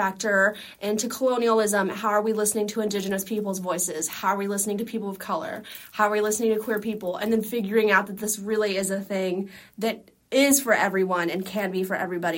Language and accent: English; Dallas, Texas, United States; also born or lived in Boston; I'm from Dallas, Texas, but I mean, I was born in Boston